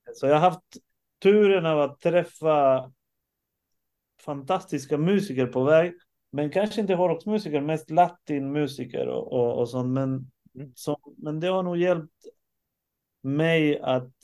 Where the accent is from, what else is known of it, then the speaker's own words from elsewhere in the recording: Sweden; jag föddes i Sverige